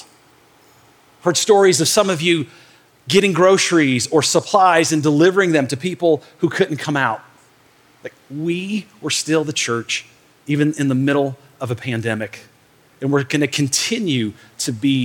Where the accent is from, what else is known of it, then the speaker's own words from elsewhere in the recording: Michigan, United States; I grew up in Michigan in the north